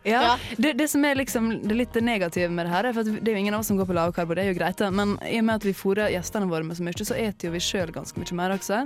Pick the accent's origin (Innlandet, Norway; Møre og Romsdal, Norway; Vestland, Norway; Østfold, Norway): Møre og Romsdal, Norway; Sunnmøre; jeg er sunnmøring